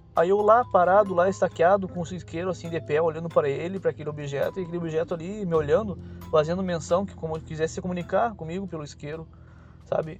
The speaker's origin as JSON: {"language": "Portuguese", "town": "Uruguaiana", "region": "Rio Grande do Sul", "country": "Brazil", "tie": "born or raised there", "moved": "as an adult", "lives_now": "Itajaí, Brazil", "said": "na minha adolescência, bem dizer, eu, é, eu morava no Rio Grande do Sul, eu sou gaúcho"}